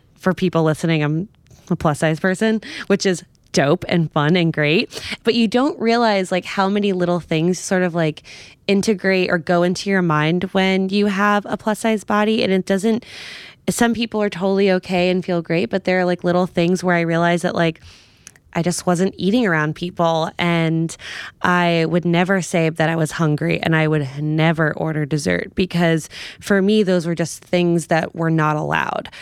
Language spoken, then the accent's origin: English; New York, United States; I'm from New York.